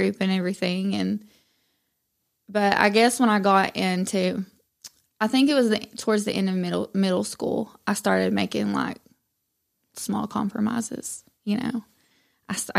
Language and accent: English; Madisonville, United States; I was raised in Madisonville. You know, I'm just local